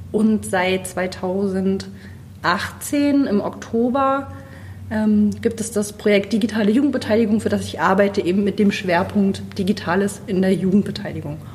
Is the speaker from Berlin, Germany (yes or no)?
no; Rügen, Mecklenburg-Vorpommern, Germany; now in Rostock, Germany; ich äh, wohne in Rostock, ich bin aufgewachsen auf Rügen, ich komme quasi von der Küste.